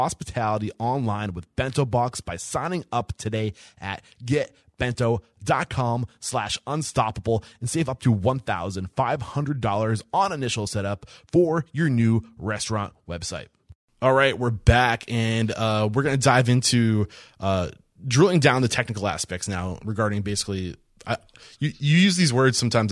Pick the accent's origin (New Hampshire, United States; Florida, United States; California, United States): New Hampshire, United States; now in Texas, United States; I'm from New Hampshire